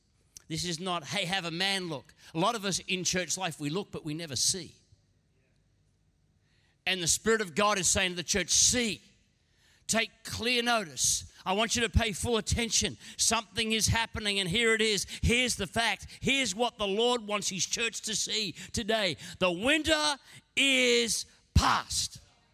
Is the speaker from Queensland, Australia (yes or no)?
yes; Queensland, Australia; Now, I'm a Queenslander. I don't quite get winter.